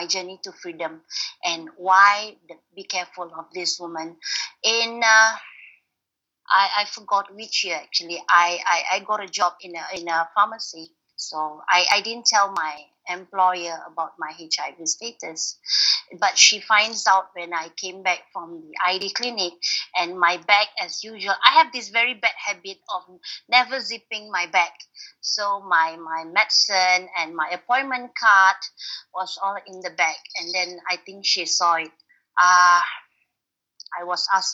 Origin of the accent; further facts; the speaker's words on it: Malaysia; I'm from Malaysia